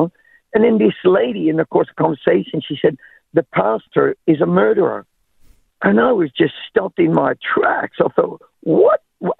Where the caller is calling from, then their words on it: Townsville, Queensland, Australia; From Townsville.